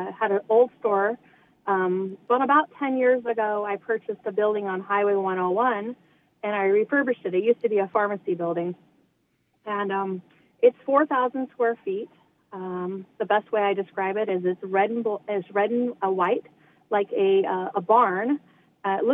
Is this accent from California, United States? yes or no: no; Bandon, Oregon, United States; my hometown of Bandon, Oregon